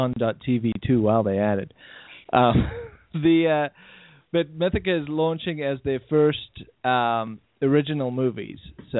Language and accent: English; South Africa; moved away; I grew up in South Africa where they censored content.